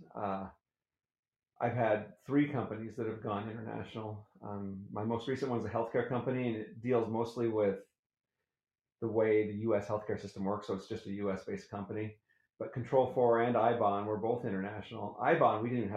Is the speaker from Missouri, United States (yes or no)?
no; Colorado, United States; moved away as an adult; also born or lived in Thibodaux, Louisiana; now in Utah, United States; I live here in Utah. I grew up in Colorado in southern Louisiana, a little town called Thibodaux, and came out to Utah to go to BYU